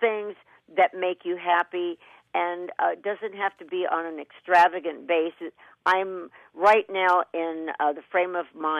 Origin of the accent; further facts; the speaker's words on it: Kentucky, United States; growing up in Kentucky with cornfields and wheat fields